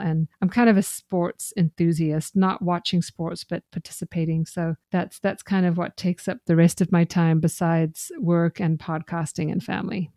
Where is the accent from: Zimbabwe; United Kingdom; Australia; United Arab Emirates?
Zimbabwe; moved away as an adult; also born or lived in Ireland; now in United States; I grew up in Zimbabwe